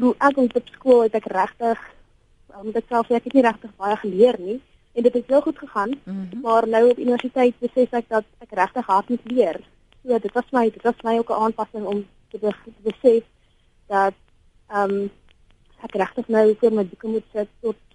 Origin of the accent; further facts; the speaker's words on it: Bloemfontein, Free State, South Africa; moved away as an adult; now in Stellenbosch, South Africa; En ek is van Bloemfontein af en ek moet sê, ek was in 'n briljante skool in Bloemfontein